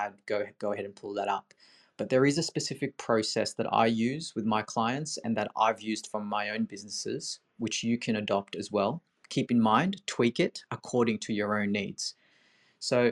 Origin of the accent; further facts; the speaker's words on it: Sydney, New South Wales, Australia; I'm from Sydney